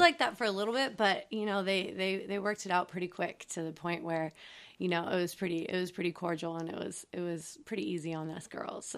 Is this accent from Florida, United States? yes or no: no; Atascadero, California, United States; We grew up on the Central Coast in a small town called Atascadero.